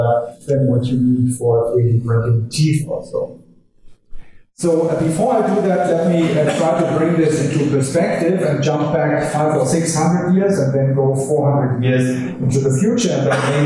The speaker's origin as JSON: {"language": "English", "country": "Germany", "accent": "German", "second_language": "English", "said": "my charming German accent"}